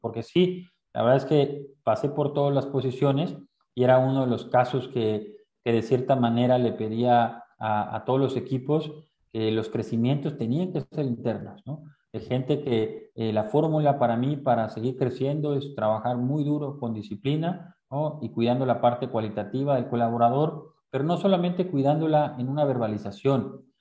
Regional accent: Veracruz, Mexico; moved away as an adult; Yo soy de Veracruz

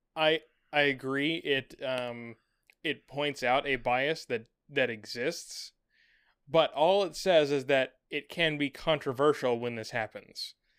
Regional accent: United States; as an American

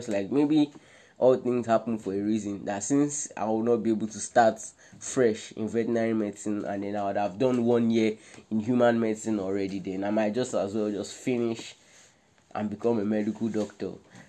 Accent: Nigeria; moved away as an adult; now in Ukraine; we're both Nigerian foreign students here in Ukraine

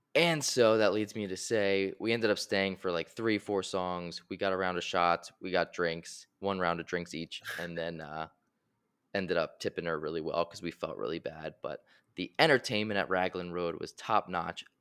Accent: Philadelphia, Pennsylvania, United States; we are from Philadelphia

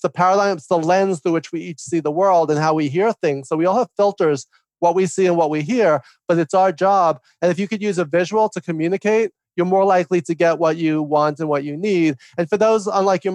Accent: New York, United States; I talk fast and loud because I'm from New York

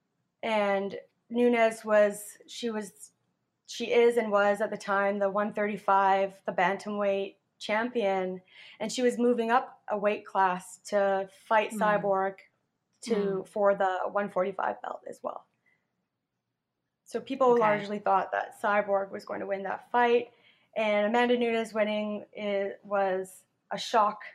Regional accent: Canada; I come from Canada where I've done some form of martial arts for most of my life

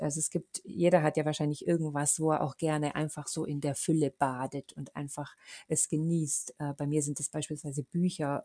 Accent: Munich, Bavaria, Germany; bei uns in München

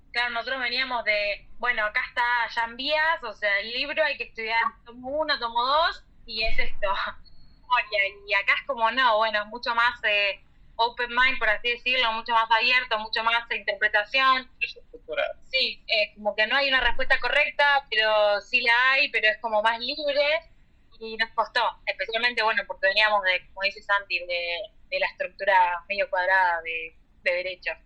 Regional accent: Argentina; moved away as an adult; now in Montpellier, France; como buenos argentinos

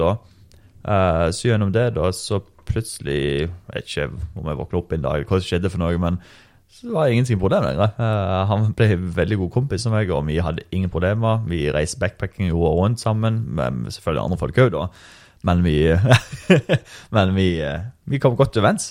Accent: Norway; jeg er norsk.

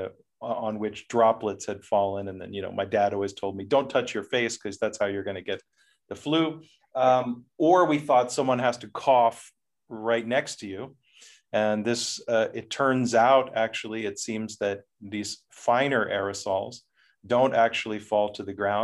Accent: United States; moved away as an adult; now in Netherlands; I'm from the United States

